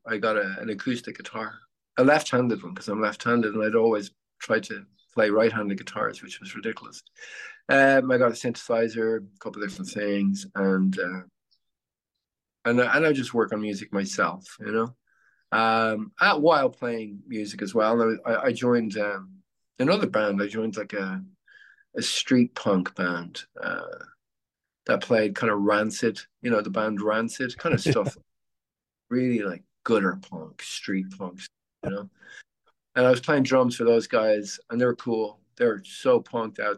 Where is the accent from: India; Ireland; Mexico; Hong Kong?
Ireland; Dublin, Leinster; moved away as an adult; now in Phoenix, United States; I'm Irish